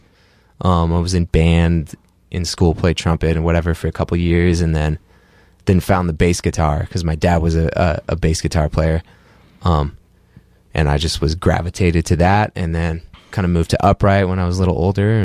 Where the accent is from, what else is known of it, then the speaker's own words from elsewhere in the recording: Canada; also born or lived in Oregon, United States; I was born in Oregon, and then when I was about four, we moved up to Canada, where my mom is from